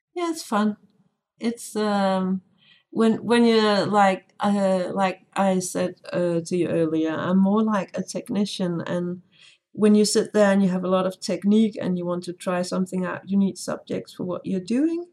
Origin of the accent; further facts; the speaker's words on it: Denmark; I'm from Denmark, which is a tiny country